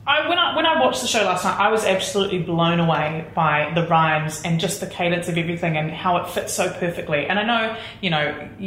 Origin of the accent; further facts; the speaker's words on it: New Zealand; I'm here from New Zealand